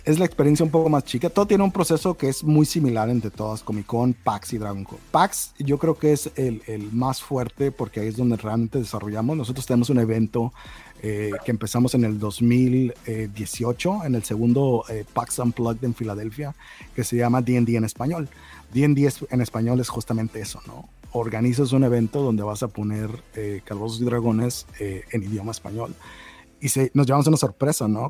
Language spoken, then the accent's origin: Spanish; Baja California, Mexico; moved away; yo soy de Baja California